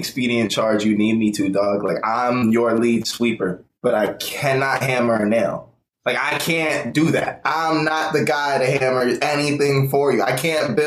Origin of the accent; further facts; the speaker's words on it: Tampa, Florida, United States; moved away as an adult; also born or lived in San Clemente, California / Temecula, California; I'm from Tampa, Florida